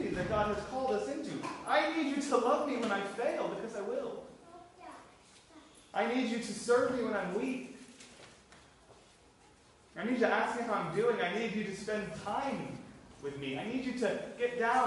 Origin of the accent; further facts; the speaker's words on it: Florida, United States; now in Ireland; I'm from Florida